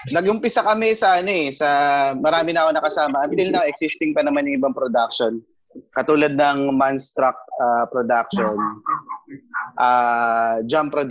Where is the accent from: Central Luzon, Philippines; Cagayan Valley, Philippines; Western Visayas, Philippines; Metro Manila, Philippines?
Cagayan Valley, Philippines; Isabela; now in Manila, Philippines